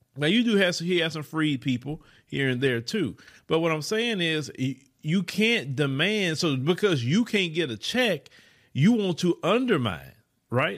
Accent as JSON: {"language": "English", "town": "Port Arthur", "region": "Texas", "country": "United States", "also_born_or_lived": "Houston area, Texas", "moved": "yes", "lives_now": "Houston, United States", "said": "I come from Port Arthur, Texas, right? A go nowhere place."}